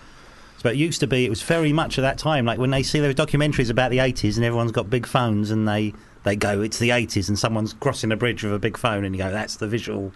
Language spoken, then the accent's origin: English; London, United Kingdom; My dad ran pubs. So he used to run pubs. So he'd be like above pubs and move around. But mainly I grew up in the city of London.